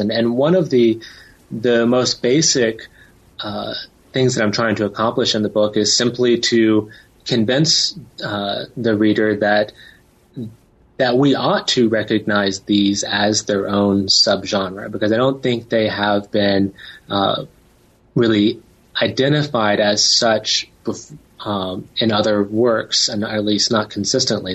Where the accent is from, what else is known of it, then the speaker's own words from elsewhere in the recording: Tennessee, United States; I grew up in Tennessee